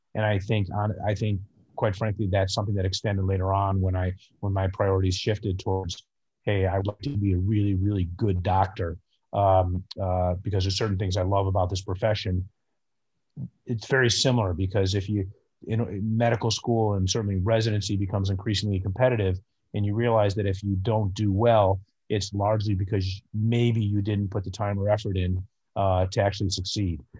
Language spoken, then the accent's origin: English; northern suburbs of Chicago, Illinois, United States; I live in Chicago, and I grew up in the northern suburbs of Chicago